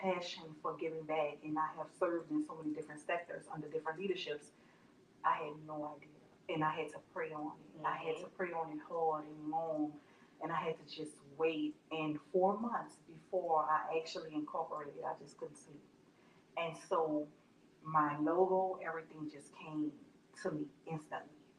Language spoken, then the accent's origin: English; New Orleans, Louisiana, United States; moved away as an adult; now in Baton Rouge, United States; I'm originally from New Orleans. I've been in Baton Rouge for the past 13, 14 years now.